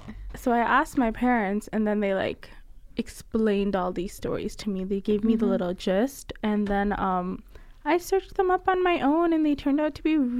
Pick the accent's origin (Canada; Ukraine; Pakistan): Pakistan; Faisalabad, Punjab; born or raised there